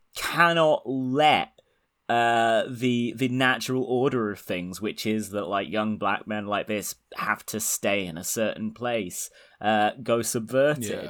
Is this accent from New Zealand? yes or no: no; United Kingdom; I'm British